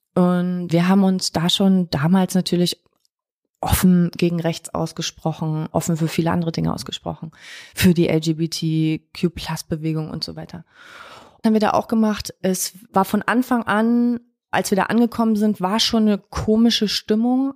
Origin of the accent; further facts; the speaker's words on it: Zinnowitz, Mecklenburg-Vorpommern, Germany; moved away; als ich damals äh, weggezogen bin aus Mecklenburg-Vorpommern